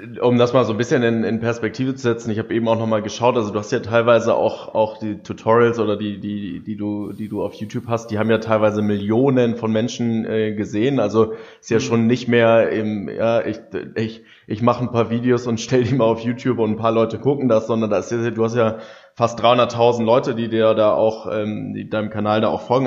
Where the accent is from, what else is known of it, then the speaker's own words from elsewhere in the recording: Germany; wir sind ja so als Deutsche